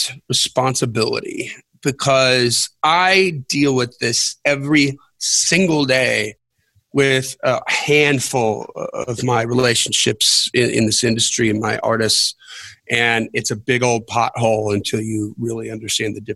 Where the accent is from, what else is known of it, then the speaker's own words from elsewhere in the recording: Wisconsin, United States; moved away as an adult; I grew up in Wisconsin, so I'm permanently over winter. I'm through my 18 years.